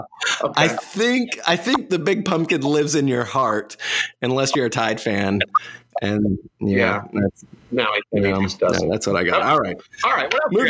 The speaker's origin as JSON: {"language": "English", "region": "East Tennessee", "country": "United States", "tie": "born or raised there", "said": "I grew up in East Tennessee."}